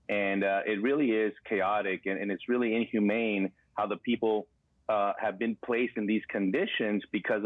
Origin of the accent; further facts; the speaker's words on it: El Paso, Texas, United States; I'm born and raised in El Paso, Texas, and worked a lot of my law enforcement career in this town